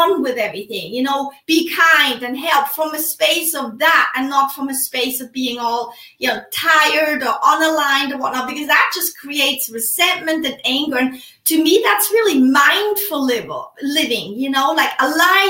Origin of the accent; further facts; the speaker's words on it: Switzerland; now in United States; I am originally from Switzerland, live in the United States.